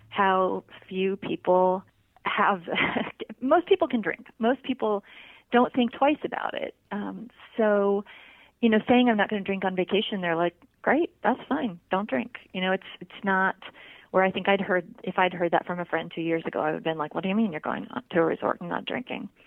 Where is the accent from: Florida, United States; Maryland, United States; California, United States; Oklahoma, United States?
Maryland, United States; Annapolis; also born or lived in Germany; I grew up in two places. I grew up just outside of Annapolis, Maryland, and also uh, on an Air Force base in Germany, where I started drinking, as a matter of fact.